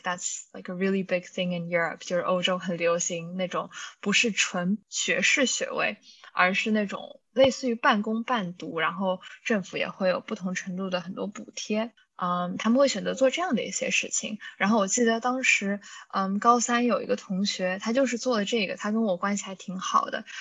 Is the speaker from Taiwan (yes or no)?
no; China; moved away; also born or lived in United States; 我不知道这是不是因为我们是中国人，然后可能在中国生活了一段时间之后，再去的美国